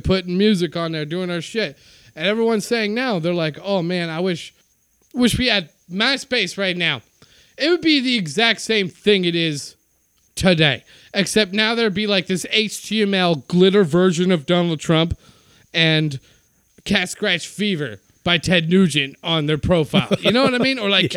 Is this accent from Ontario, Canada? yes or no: no; Winnipeg, Manitoba, Canada; Winnipeg, my hometown